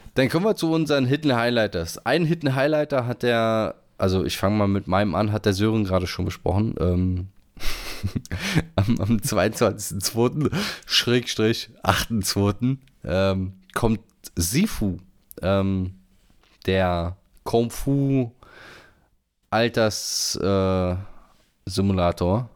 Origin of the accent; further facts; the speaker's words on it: Northern Germany, Germany; als Norddeutscher